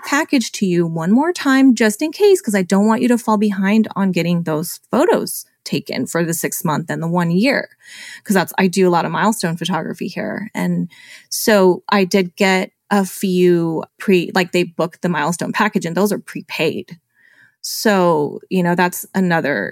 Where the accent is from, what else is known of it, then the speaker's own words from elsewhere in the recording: California, United States; I was born and raised in California